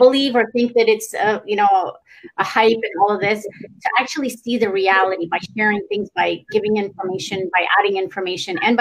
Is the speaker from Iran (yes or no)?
yes; Iran; now in Canada; I'm Iranian. I'm from Iran.